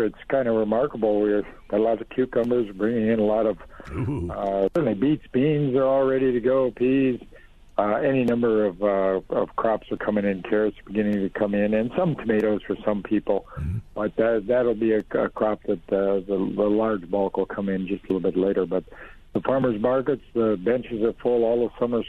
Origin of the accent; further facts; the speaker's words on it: Duluth, Minnesota, United States; I was from Duluth, and we have trouble ripening tomatoes